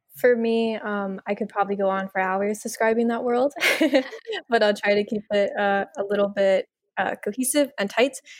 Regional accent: United States; also born or lived in Miami, Florida; growing up in the United States

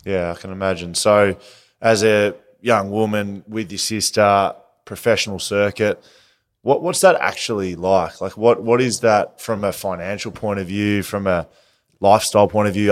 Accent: Geelong, Victoria, Australia; now in Perth, Australia; I'm from Geelong originally

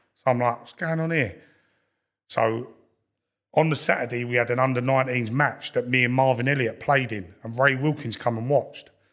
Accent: London, United Kingdom; I grew up in Lewisham, so I, I used to go Millwall as a kid

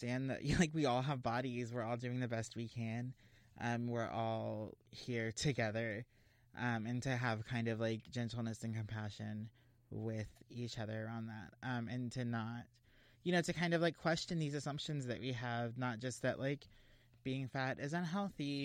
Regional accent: Texas, United States; moved away as an adult; now in California, United States; I grew up in Texas and I lived in Texas all my life

